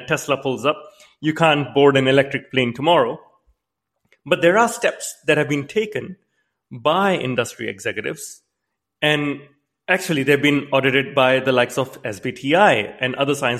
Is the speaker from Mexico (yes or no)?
no; Canada; I myself, I'm a Canadian